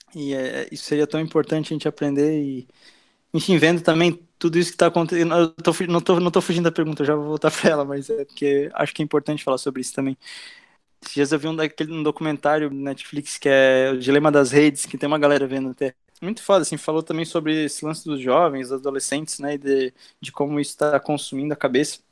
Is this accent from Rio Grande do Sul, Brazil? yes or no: no; Blumenau, Santa Catarina, Brazil; moved away as an adult; also born or lived in Argentina; now in Itajaí, Brazil; eu tenho 23 anos e nasci em Blumenau. Estou morando aqui em Itajaí já faz, acho, uns três anos